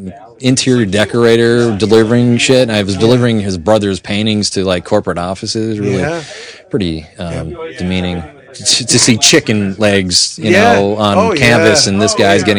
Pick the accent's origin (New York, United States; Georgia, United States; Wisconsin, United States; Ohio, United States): New York, United States; Northern; also born or lived in Pittsburgh; now in Seattle, United States; Northern New York.